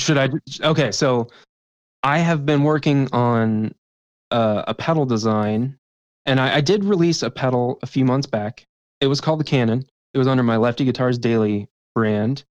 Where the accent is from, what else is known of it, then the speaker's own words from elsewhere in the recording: West Virginia, United States; moved away; back home in West Virginia